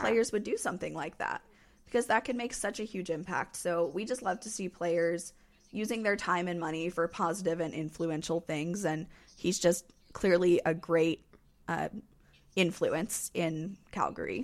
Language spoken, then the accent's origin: English; North Carolina, United States; I'm from North Carolina.